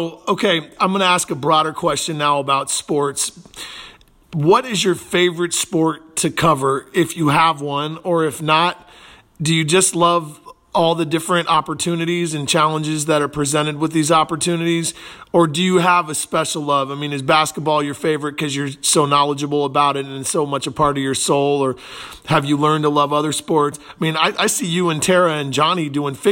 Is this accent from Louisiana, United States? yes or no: no; Portland, Oregon, United States; moved away; I'm originally from Portland